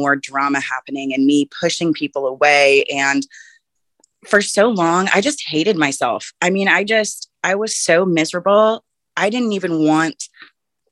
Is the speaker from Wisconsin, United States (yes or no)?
no; Texas, United States; moved away as an adult; now in Seattle, United States; from Texas